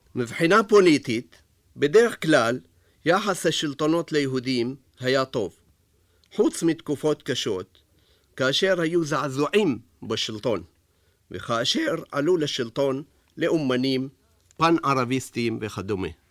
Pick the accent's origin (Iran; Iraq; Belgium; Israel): Iraq; Baghdad, Baghdad Governorate; moved away; בבגדד, שבה ישבו כמאה אלף יהודים, שהיוו כעשרים אחוז מהאוכלוסייה של העיר, הייתה חוויית ילדותי